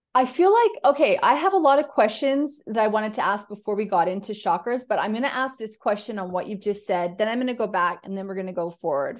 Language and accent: English; Canada; now in Australia; I'm a Canadian who lives in Australia